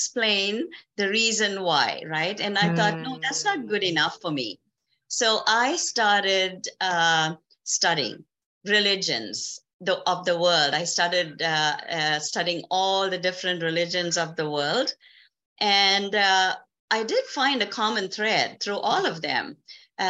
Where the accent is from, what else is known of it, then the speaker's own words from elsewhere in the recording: South Africa; moved away as an adult; now in Canada; I was born and raised in South Africa